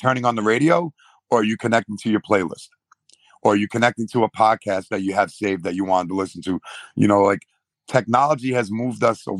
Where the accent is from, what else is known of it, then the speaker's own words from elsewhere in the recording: New York, United States; I'm from New York.